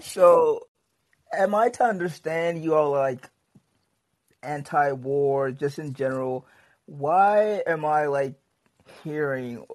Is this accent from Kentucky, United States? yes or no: yes; Kentucky, United States; I'm a little socially conservative because I'm from Kentucky